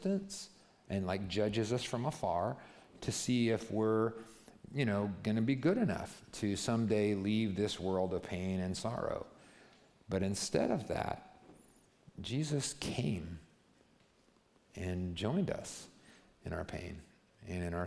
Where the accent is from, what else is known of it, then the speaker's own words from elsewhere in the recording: United States; I'm American